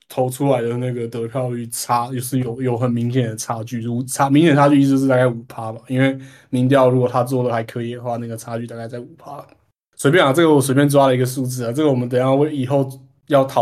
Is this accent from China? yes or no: no; Taipei, Taiwan; 我作为一个台北台北人，我可以就近观测到